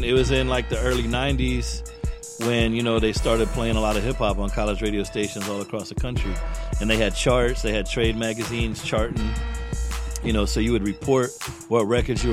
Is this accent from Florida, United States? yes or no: yes; Tampa, Florida, United States; I grew up here in Tampa and I was influenced by the music